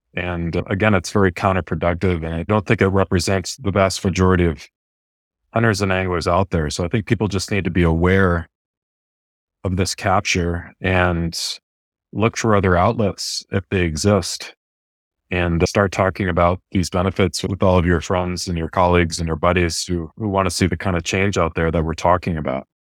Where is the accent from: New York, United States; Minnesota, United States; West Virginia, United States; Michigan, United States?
New York, United States; near the Adirondack Mountains; now in West Coast, United States; I'm originally from the East Coast and grew up near the Adirondack Mountains